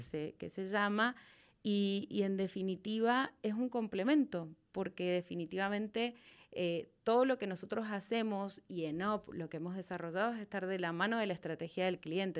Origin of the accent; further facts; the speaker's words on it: Mendoza, Argentina; accent: Argentine; moved away as an adult; now in Guatemala; Vine desde Mendoza, Argentina, que es desde donde nací, donde viví eh, hace hasta los 29 años